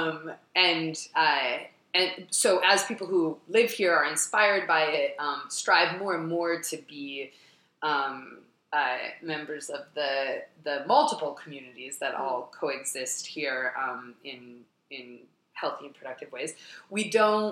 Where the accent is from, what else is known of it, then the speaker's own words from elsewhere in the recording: Midwest, United States; also born or lived in Jerusalem; now in Brooklyn, United States; was born in Jerusalem and then also grew up a lot in the Midwest